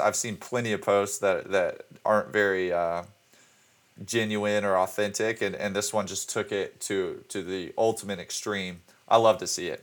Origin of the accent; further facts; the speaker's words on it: Birmingham, Alabama, United States; my hometown, uh, Birmingham, Alabama